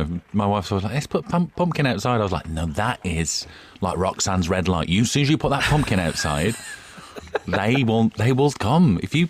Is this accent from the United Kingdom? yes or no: yes; Midlands, United Kingdom; When I grew up in the Midlands